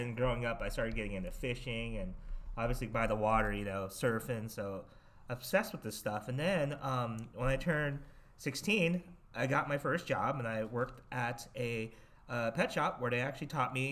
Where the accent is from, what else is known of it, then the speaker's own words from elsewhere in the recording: Torrance, California, United States; now in Monterey, United States; I grew up in the Torrance Redondo Beach area and was always by the water